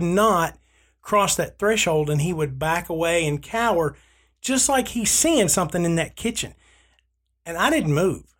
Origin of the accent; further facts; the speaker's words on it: Southern United States, United States; I grew up in the Church of Christ because I'm Southern.